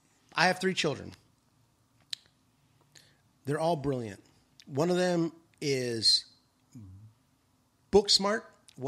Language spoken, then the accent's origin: English; New Mexico, United States; born there; I was born in New Mexico, but I've lived all over the world.